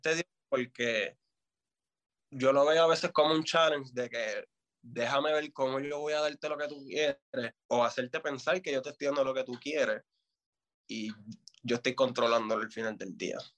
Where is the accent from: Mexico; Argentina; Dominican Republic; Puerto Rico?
Puerto Rico; Fajardo; also born or lived in Vieques; yo vengo de Vieques y de Fajardo